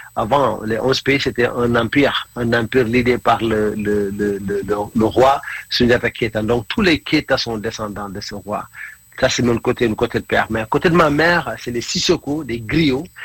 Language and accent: French; Senegal; first language Mandinka; French is a second language; moved away as an adult; also born or lived in Norway / India; now in England, United Kingdom; je suis du Sénégal